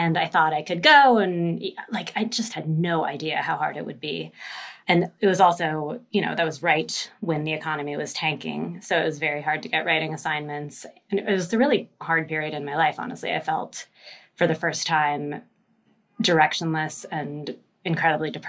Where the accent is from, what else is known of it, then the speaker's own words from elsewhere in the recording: Seattle, Washington, United States; I'm from Seattle